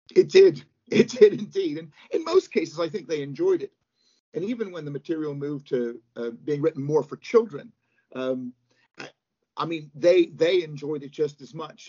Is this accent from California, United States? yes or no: no; Pittsburgh, Pennsylvania, United States; now in United Kingdom; I live in the UK uh, and have lived here for many years, but I'm from Pittsburgh, Pennsylvania, originally